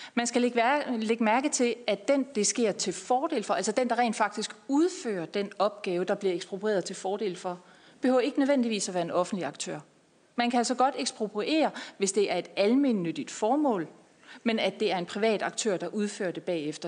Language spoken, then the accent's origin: Danish; Denmark; jeg er fra Jylland